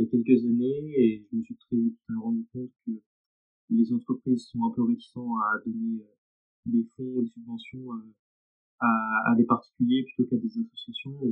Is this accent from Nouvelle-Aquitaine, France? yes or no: no; Louviers, Normandy, France; je viens de Louvier, j'ai 18 ans et je suis actuellement étudiant en STAPS